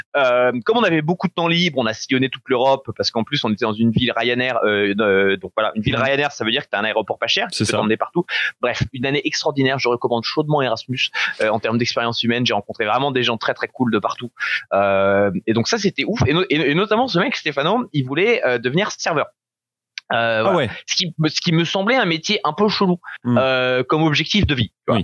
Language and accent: French; Dunkirk, Hauts-de-France, France; J'ai grandi à Dunkerque avec les parents